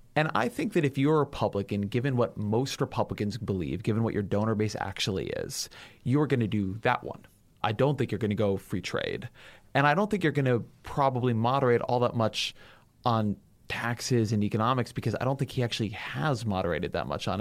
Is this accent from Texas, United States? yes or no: no; California, United States; I'm from California